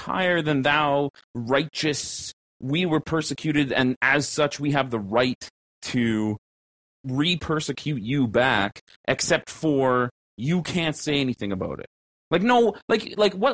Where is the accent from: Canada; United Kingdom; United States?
Canada; an upper middle class, lower middle class, Caucasian slash mixed bred Canadian regular ass fucking person without a visual or sexual minority